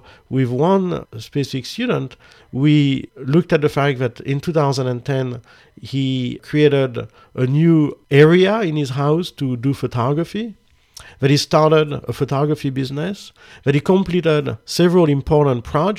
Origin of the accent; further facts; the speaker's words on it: France; I'm from France. I'm from the country of love.